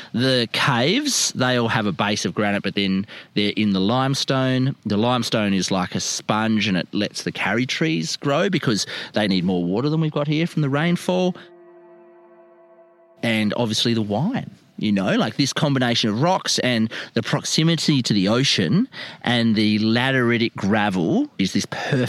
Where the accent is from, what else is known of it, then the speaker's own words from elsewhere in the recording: Margaret River, Western Australia, Australia; I was born in Margaret River